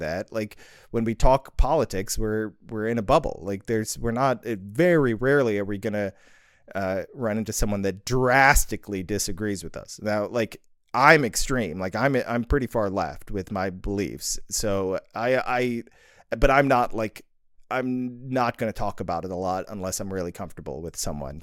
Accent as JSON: {"language": "English", "town": "Libertyville", "region": "Illinois", "country": "United States", "tie": "born or raised there", "said": "I was born in Libertyville, Illinois in nineteen eighty. So, I grew up there all my life"}